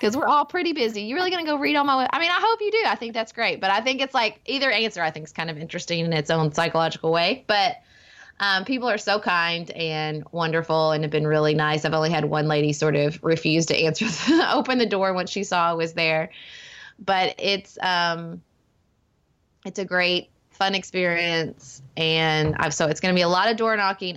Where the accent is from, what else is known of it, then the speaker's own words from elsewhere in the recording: Paducah, Kentucky, United States; my hometown of Paducah where I'm raising my family